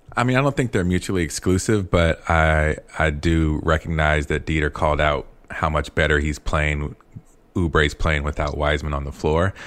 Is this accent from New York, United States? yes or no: no; California, United States; moved away; also born or lived in Chicago; I'm from California.